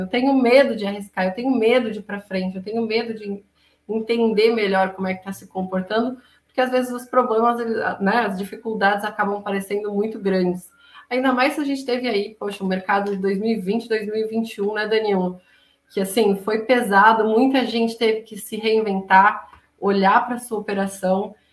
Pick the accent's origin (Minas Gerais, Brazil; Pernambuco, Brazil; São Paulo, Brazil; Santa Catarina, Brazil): Santa Catarina, Brazil; Florianópolis; Nós dois de Floripa